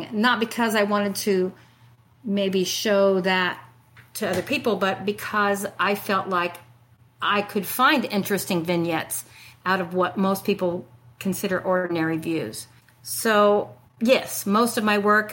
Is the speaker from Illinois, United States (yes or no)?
yes; Illinois, United States; moved away as an adult; also born or lived in Paducah, Kentucky; now in Augusta, United States; I grew up in Illinois on a 1,000-acre grain farm